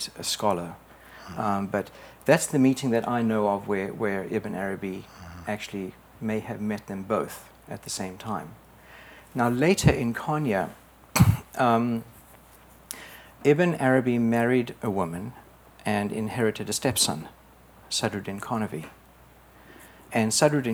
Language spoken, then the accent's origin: English; South Africa; moved away as an adult; also born or lived in England; I was born in South Africa